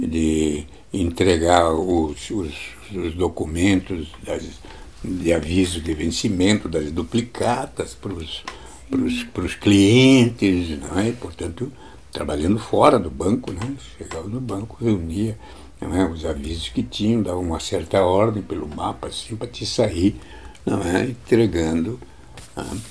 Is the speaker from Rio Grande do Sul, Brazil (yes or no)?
yes; São Luiz Gonzaga, Rio Grande do Sul, Brazil; also born or lived in Bossoroca; eu me criei em São Luís Gonzaga